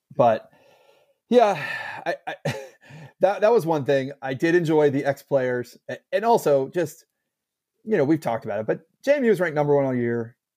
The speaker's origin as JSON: {"language": "English", "country": "United States", "said": "us, American fans"}